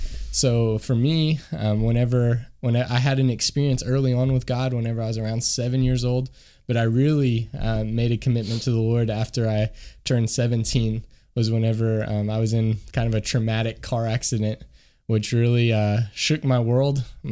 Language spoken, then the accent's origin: English; Kentucky, United States; moved away as an adult; now in France; I'm actually from Kentucky originally